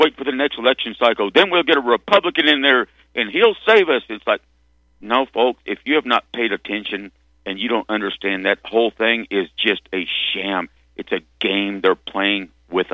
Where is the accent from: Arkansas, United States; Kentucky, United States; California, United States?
Arkansas, United States; I grew up in Arkansas